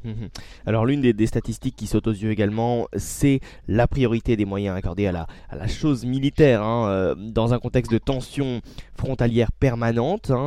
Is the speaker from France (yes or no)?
yes; France; chez nous en France